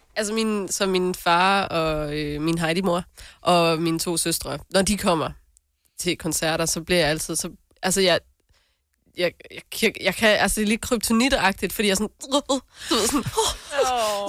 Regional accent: North Jutland, North Denmark Region, Denmark; jeg er jo selv nordjyde

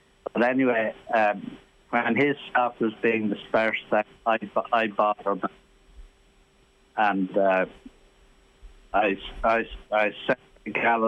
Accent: Ireland; I'm an Irish jockey.

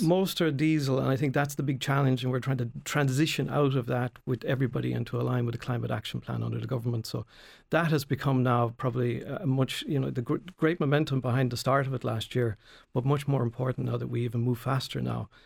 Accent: Tramore, Munster, Ireland; I was born in Tremor, uh, went off to University of Limerick

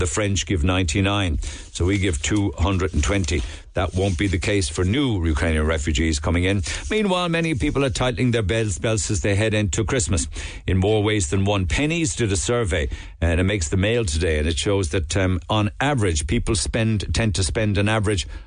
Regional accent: Cork, Munster, Ireland; as we'd say on Lee's side

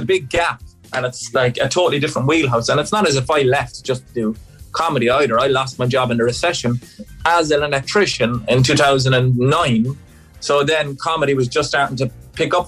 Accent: Ireland; born or raised there; moved away as an adult; also born or lived in England

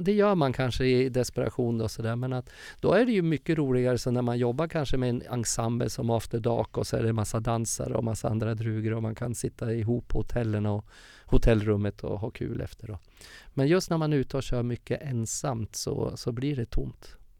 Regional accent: Furuvik, Gävleborg County, Sweden; moved away; also born or lived in Stockholm / Uppsala; min uppväxt i Furviksparken hur jag körde karusell i Furuvik

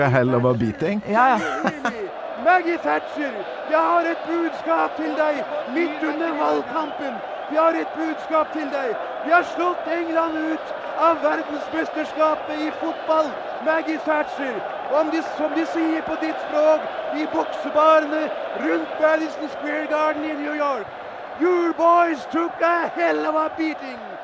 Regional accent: Kolvereid, Trøndelag, Norway; Kolvereid, der jeg kommer fra

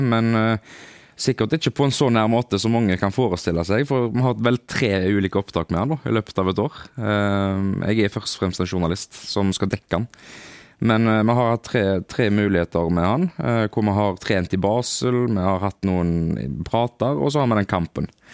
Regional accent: Haugesund, Rogaland, Norway; moved away; når vi var hjemme i Haugesund

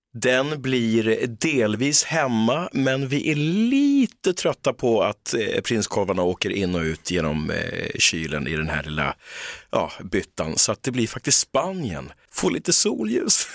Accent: London, United Kingdom; now in Sweden; jag född i London

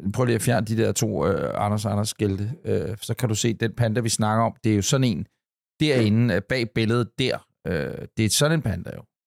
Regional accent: Ølstykke, Capital Region of Denmark, Denmark; da jeg var dreng ude i Ølstykke

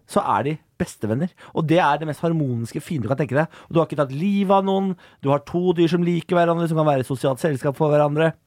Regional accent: Moss, Østfold, Norway; Jeg er fra Moss.

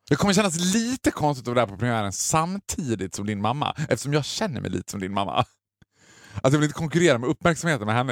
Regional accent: Borlänge, Dalarna County, Sweden; Det var ett, ett sommarnöje när jag var liten i Borlänge

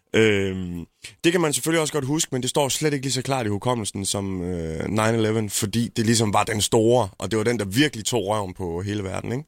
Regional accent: Jutland, Denmark; jeg er måske også jyde

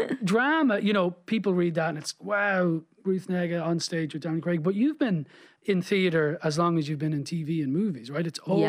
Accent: Dublin, Leinster, Ireland; Like, I grew up in Dublin in the 80s.

